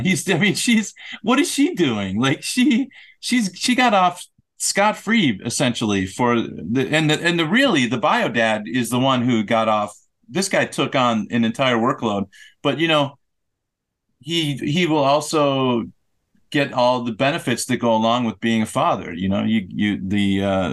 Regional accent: United States; I'm an American

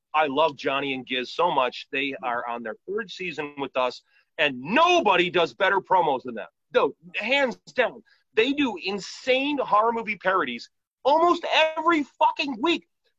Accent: Midwest, United States; And I grew up in the Midwest.

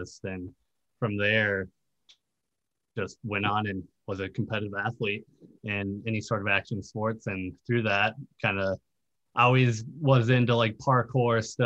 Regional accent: Lino Lakes, Minnesota, United States; moved away as an adult; now in Los Angeles, United States; in Minnesota, of course, born and raised, basically same exact house

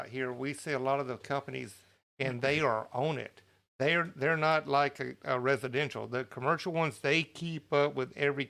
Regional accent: California, United States; …, where are you located? I'm from SoCal.

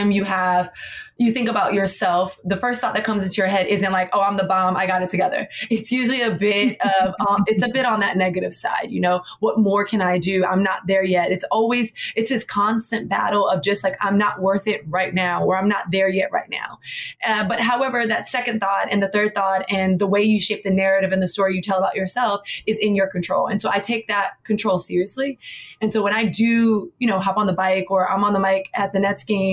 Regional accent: Miami, Florida, United States; now in New York City, United States; Born and raised in Miami, Florida.

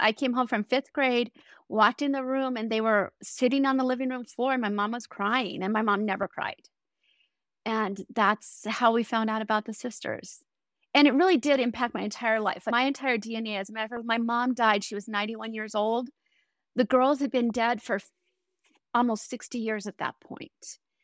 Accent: Colorado Springs, Colorado, United States; I grew up in Colorado Springs

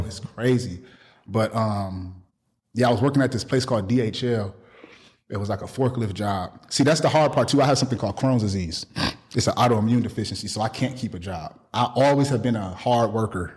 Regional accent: Milwaukee, Wisconsin, United States; moved away; I'm from Milwaukee

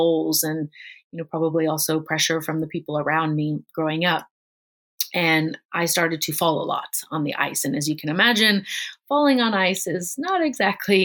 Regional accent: Chicago, Illinois, United States; moved away; also born or lived in Hong Kong; I grew up in Chicago, Illinois, and that was definitely one of the major sports there

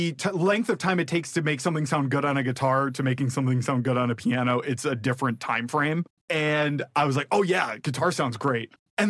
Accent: Rockford, Illinois, United States; I grew up in Rockford, Illinois

